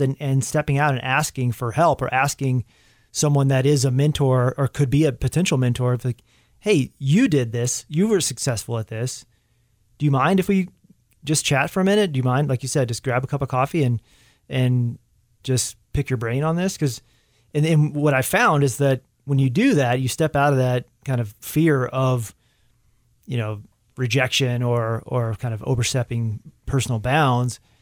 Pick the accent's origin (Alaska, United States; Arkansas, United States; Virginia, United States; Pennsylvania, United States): Arkansas, United States; moved away; whenever I'm back in Arkansas, I always make a, a point to try to swing by the high school or get together with the cross-country team and the coach that was there, uh, is the, my coach when I was in high school is still there